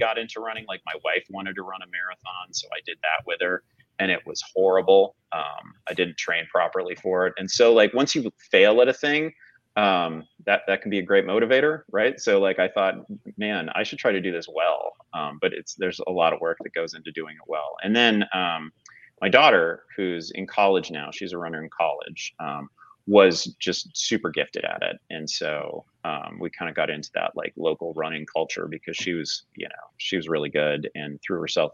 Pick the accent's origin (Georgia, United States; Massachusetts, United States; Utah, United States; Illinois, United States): Illinois, United States; Chicago; I grew up in and around the Chicago area in like the 80s in the Michael Jordan era